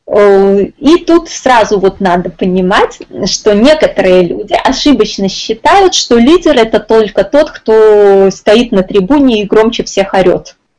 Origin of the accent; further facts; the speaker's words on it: Minsk, Belarus; я из Минска